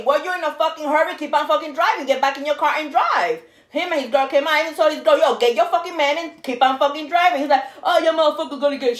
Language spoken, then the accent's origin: English; New York, United States; now in Florida, United States